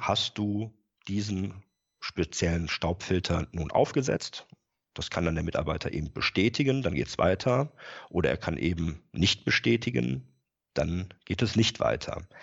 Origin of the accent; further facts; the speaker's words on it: Rhineland, Germany; moved away as an adult; also born or lived in Bremen area; now in Bremen, Germany; bin äh, gebürtiger Rheinländer